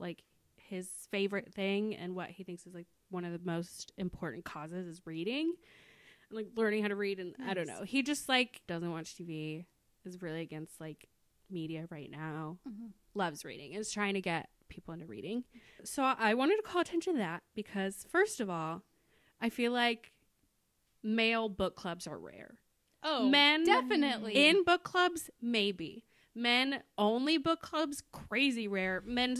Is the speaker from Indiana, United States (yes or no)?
yes; Indianapolis, Indiana, United States; We are born and raised in Indianapolis